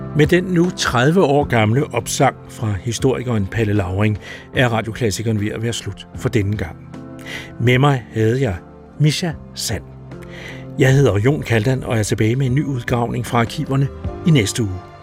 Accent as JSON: {"language": "Danish", "country": "Denmark", "said": "som danskere"}